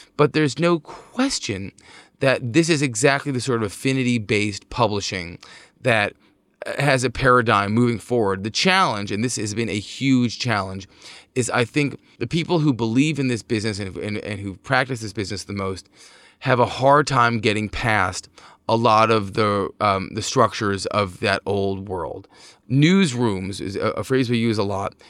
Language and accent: English; Montclair, New Jersey, United States; my hometown of Montclair